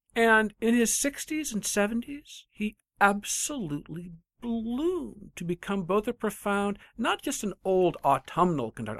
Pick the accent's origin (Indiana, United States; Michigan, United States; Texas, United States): Michigan, United States; I'm from Michigan